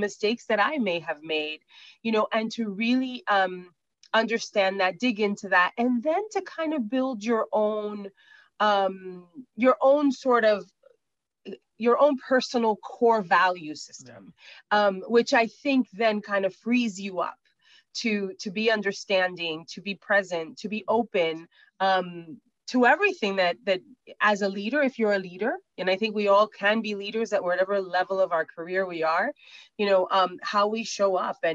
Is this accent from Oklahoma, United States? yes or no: no; New York City, New York, United States; I'm from Brooklyn